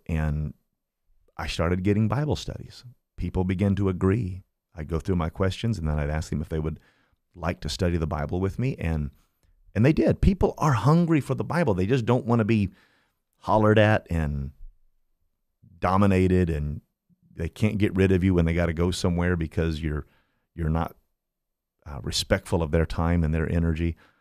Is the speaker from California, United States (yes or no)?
no; Kokomo, Indiana, United States; moved away as an adult; now in Fort Myers, United States; I'm from Indiana. I am from, um, a little town called Kokomo, Indiana, a very special place